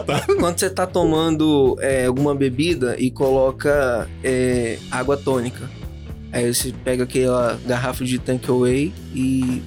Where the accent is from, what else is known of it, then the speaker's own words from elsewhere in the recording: São Gabriel da Palha, Espírito Santo, Brazil; em São Gabriel da Palha, onde eu nasci